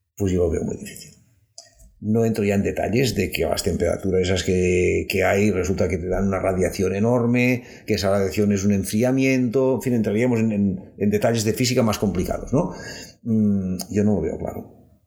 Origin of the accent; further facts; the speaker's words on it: Catalonia, Spain; Cataluña, donde a veces somos también, una vez más, más pijos que nadie, con perdón, y soy catalán